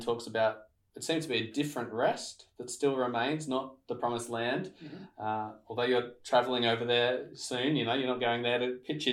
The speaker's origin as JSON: {"language": "English", "country": "Australia", "tie": "born or raised there", "said": "growing up in Australia"}